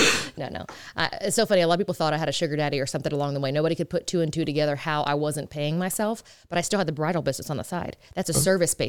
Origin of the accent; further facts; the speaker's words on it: Texas, United States; I said, hey, I want to start a makeup line. I'm from Texas. What do I do?